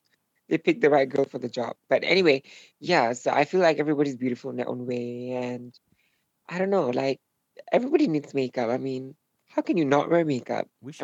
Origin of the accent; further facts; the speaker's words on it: Singapore; moved away as an adult; also born or lived in Europe; Yeah, I was born in Singapore. I was raised here, and I didn't always live in Singapore, though. I lived in Europe for a little while, and I'm back this year to live in Singapore again.